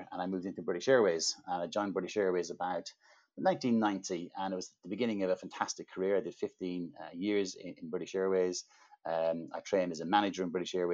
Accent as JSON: {"language": "English", "country": "Ireland", "tie": "born or raised there", "accent": "Irish", "said": "I'm Irish, and I grew up in a small rural town in Ireland many, many years ago"}